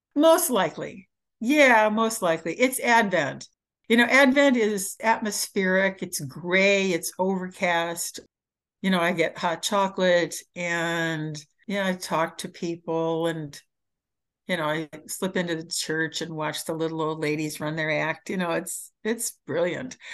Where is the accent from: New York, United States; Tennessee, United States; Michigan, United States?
Michigan, United States; I grew up in Michigan.